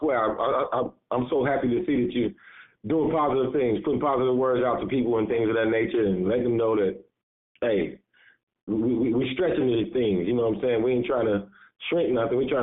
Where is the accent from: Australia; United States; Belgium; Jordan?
United States; Chicago, Illinois; also born or lived in Woodlawn, Chicago; I grew up in Englewood